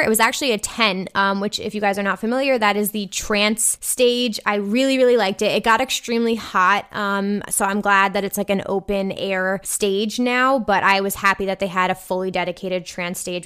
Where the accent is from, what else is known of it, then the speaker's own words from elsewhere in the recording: New Jersey, United States; I'm from New Jersey